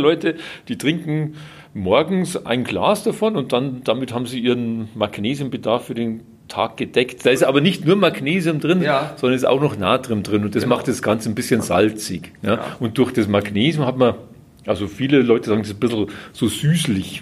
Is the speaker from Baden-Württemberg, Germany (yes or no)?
yes; Baden-Württemberg, Germany; bei uns in Süddeutschland, also gerade in Baden-Württemberg